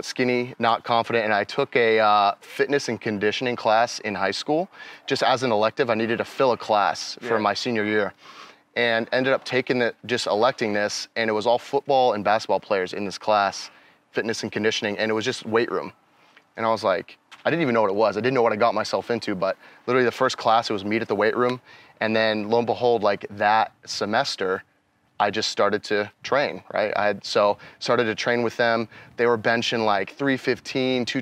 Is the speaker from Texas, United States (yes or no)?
no; Medway, Massachusetts, United States; moved away; also born or lived in West Virginia; I'm from a town called Medway, Massachusetts